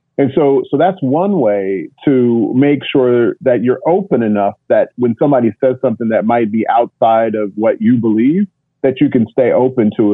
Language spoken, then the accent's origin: English; Kansas, United States; first language English; moved away as an adult; now in Basel, Switzerland; I grew up in Kansas